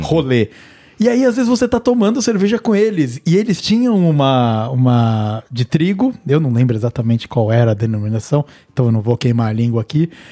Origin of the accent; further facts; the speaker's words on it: Cunha, São Paulo, Brazil; minha terra natal, eu sou de Cunha